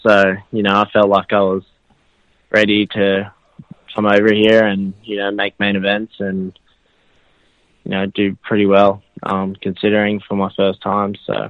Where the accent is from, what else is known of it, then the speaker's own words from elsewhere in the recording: Australia; I'm from Australia.